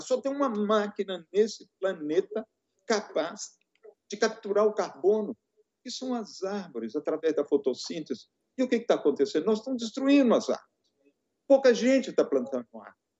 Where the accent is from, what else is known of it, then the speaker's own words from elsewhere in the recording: Rio Doce Valley, Minas Gerais, Brazil; eu sou do Vale do Rio Doce.